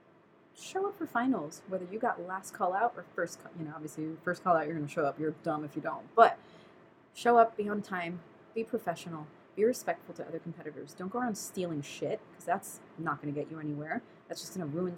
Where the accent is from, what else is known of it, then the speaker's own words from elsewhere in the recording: New York, United States; now in Southern California, United States; I'm a New Yorker